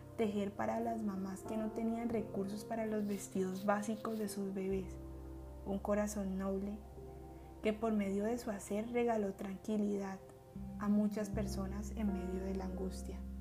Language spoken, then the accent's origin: Spanish; Miranda, Cauca, Colombia; mi pueblo natal, Miranda Cauca